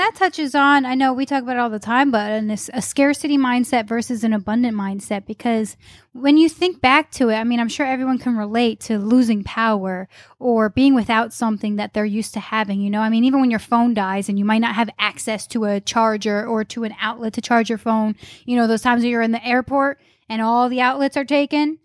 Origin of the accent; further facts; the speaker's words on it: upstate New York, United States; moved away as an adult; also born or lived in Charlotte, North Carolina; now in Greenville, United States; originally from upstate New York. moved to Charlotte and now living in Greenville